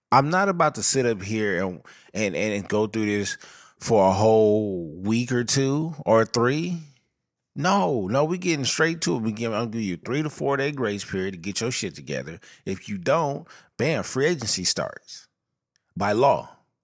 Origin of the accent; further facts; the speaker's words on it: Southern California, United States; I come from Southern California